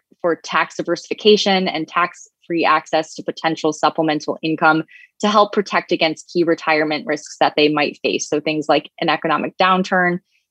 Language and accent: English; New York, United States; my home state of New York